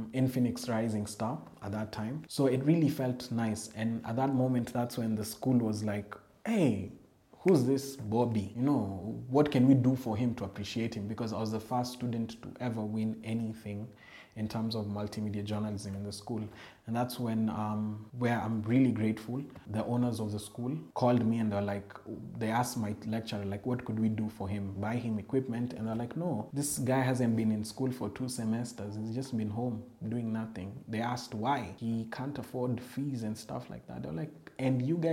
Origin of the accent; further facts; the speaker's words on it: Nairobi, Kenya; I'm from Eastlands